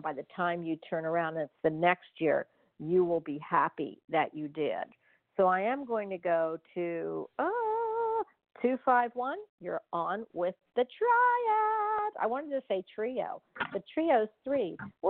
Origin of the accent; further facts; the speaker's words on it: New York, United States; There's things you can do, and especially in New York. I came from New York.